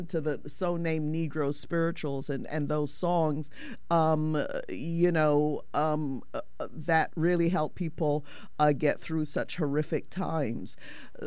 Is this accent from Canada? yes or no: no; Barbados; growing up in Barbados, I grew up in the Anglican Church